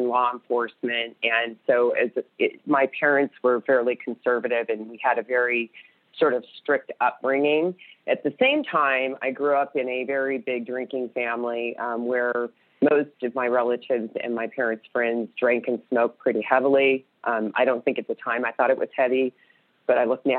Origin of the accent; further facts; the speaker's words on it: California, United States; I grew up in California in a very small town